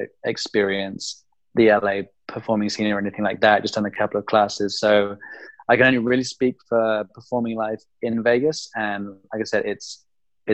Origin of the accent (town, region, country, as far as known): England, United Kingdom; moved away as an adult; now in United States